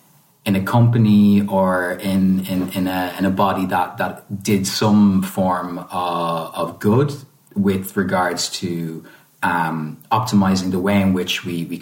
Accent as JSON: {"language": "English", "country": "Ireland", "tie": "born or raised there", "also_born_or_lived": "Italy", "said": "being both Irish and Italian and having had the experience of kind of growing up both across both countries, as well as having family all over the world"}